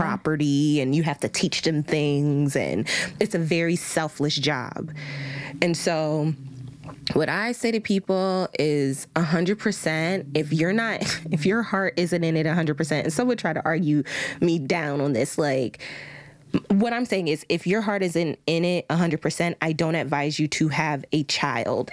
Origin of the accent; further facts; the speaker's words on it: United States; we are american women raised by black American women